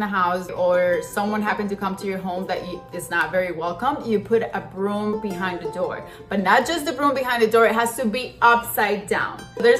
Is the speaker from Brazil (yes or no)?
no; Colombia; also born or lived in Ecuador; There was even songs when I was growing up in Colombia and in Ecuador that talked about el chupacabra.